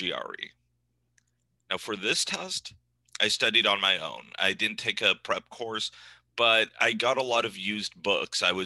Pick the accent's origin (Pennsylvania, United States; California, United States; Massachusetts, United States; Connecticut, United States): California, United States; Northern; moved away as an adult; also born or lived in New England; I grew up in Northern California